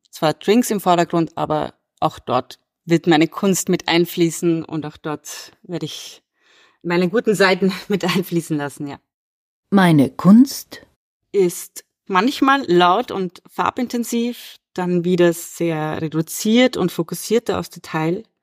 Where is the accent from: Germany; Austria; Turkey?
Austria; Vienna; born there; Ich bin 1988 in Wien geboren und lebe und arbeite auch hier.